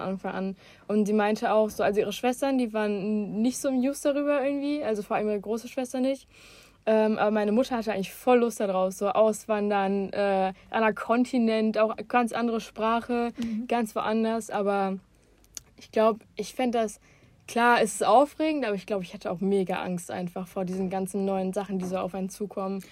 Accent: Bottrop, North Rhine-Westphalia, Germany; wo ich herkomme, ist es halt klar, weil ich niemals woanders gelebt habe als in Bottrop

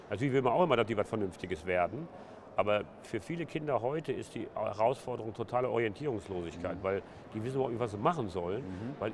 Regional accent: Essen, North Rhine-Westphalia, Germany; born there; Ja, kann man am Nachnamen schon ablesen. ja … ja. bin geboren in Essen-Stehl im Knappschaftskrankenhaus.

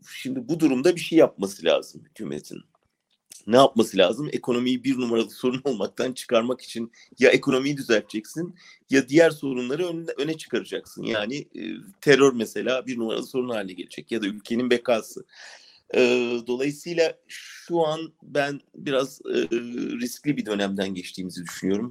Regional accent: Ankara, Turkey; ben de doğrusu bir Ankaralı olarak

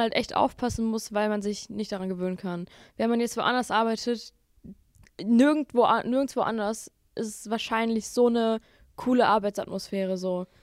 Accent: Bottrop, North Rhine-Westphalia, Germany; ich komme aus Bottrop

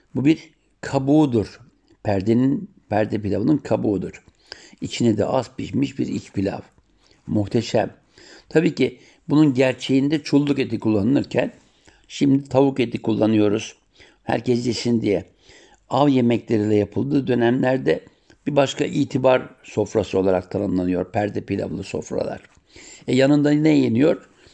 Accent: Siirt Province, Turkey; Sir doğumluyum

